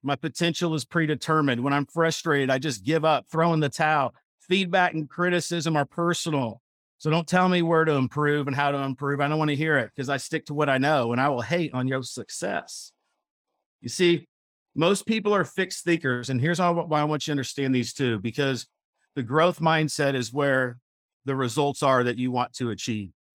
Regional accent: Missouri, United States; moved away as an adult; now in Dallas, United States; I grew up in Missouri, a, as a country boy, I worked on a dairy farm

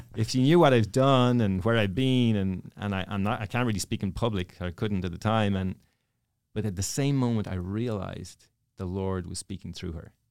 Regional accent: Dublin, Leinster, Ireland; moved away; I'm from Dublin. Dublin, Ireland.

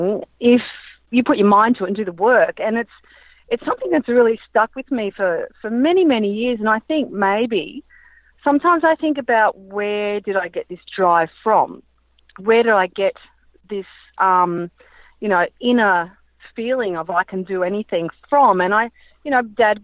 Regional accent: Brisbane, Queensland, Australia; growing up in Brisbane, you know, it was really hot

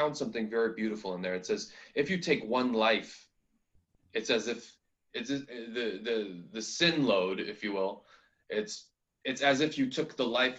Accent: United States; also born or lived in New York; I grew up in America

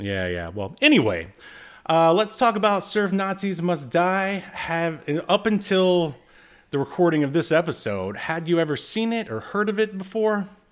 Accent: the South, United States; moved away; also born or lived in California; I'm a Southerner

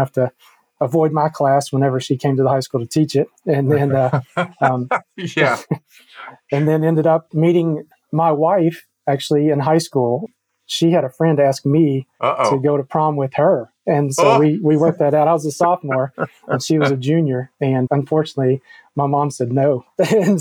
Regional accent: Hopkins County, Western Kentucky, United States; I was born and raised in Western Kentucky, in Hopkins County

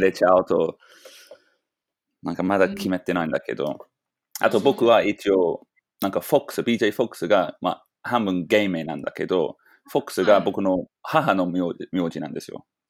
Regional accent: London, United Kingdom; Japanese is a second language; now in Japan; 僕はロンドンだから、ロンドンは少しなまってる

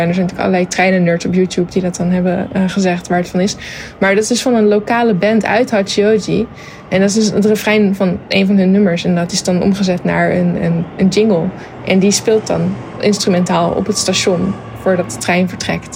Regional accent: Zoetermeer, South Holland, Netherlands; moved away as an adult; also born or lived in Leidschendam / The Hague; now in Tokyo, Japan; ik ben dus geboren in Leidsendam, maar dat was omdat ze in Zoetermeer nog geen ziekenhuis hadden. Want daar eh, ben ik opgegroeid

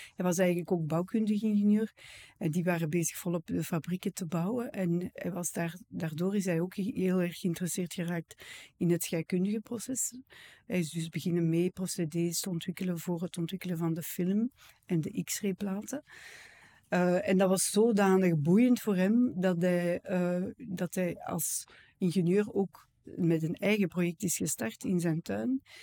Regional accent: Edegem, Flanders, Belgium; Ik ben van Edegem, ik ben hier geboren en getogen

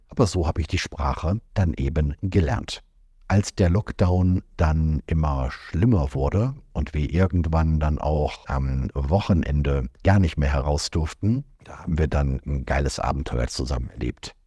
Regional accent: Germany; als Deutscher

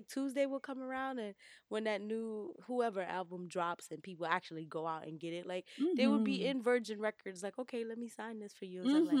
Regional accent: New York, United States; And I know that as a New Yorker

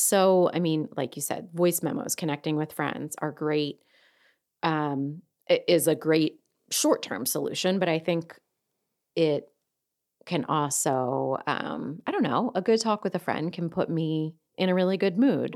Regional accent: Delaware County, Pennsylvania, United States; accent: Delco; my Delco accent

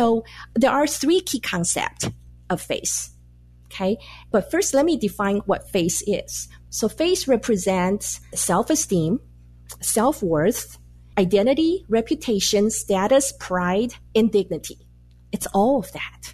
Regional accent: Taiwan; moved away as an adult; now in United States; I was born and raised in Taiwan, and I came to the U.S. to go to graduate school.

